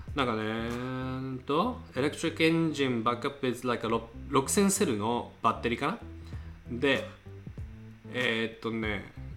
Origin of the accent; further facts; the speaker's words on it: United States; アメリカ人